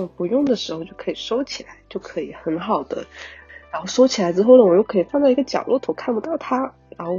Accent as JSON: {"language": "Chinese", "region": "Guangdong", "country": "China", "said": "我我是一个广东人，然后我妈妈家里面呢是客家人"}